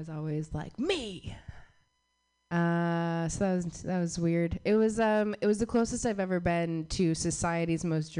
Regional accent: Southwest, United States; I grew up in the Southwest

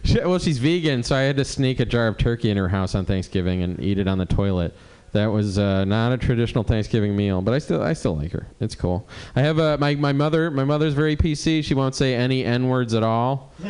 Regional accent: Cleveland, Ohio, United States; moved away; I moved here in 98 from Cleveland. I don't like the weather. You know, I was from Cleveland.

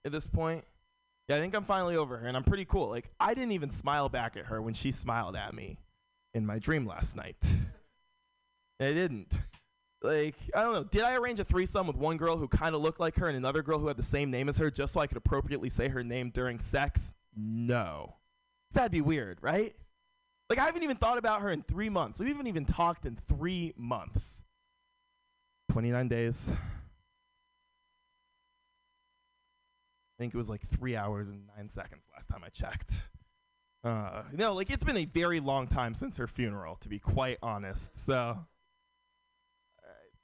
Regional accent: San Francisco, California, United States; Born and raised in San Francisco

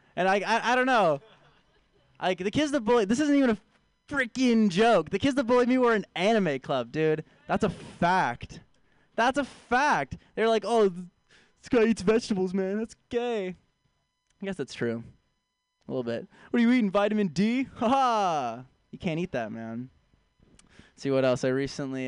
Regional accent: San Francisco, California, United States; moved away as an adult; I'm a hometown here. I'm from San Francisco originally. Uh, both of my parents are vegans, vegan people. I was raised vegan

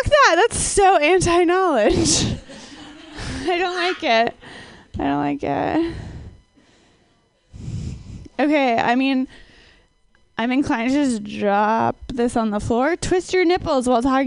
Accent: Minnesota, United States; I'm from Minnesota, but more importantly, I'm a scientist

